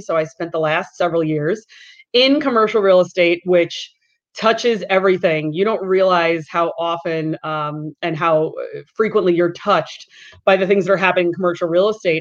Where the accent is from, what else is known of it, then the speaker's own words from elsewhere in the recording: Long Island, New York, United States; growing up on Long Island